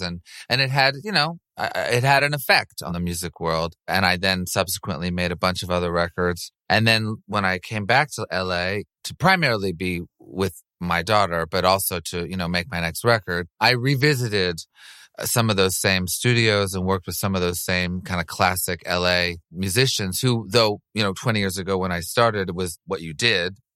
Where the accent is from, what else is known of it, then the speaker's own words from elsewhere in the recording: Montreal, Quebec, Canada; moved away; I grew up in Montreal and I speak French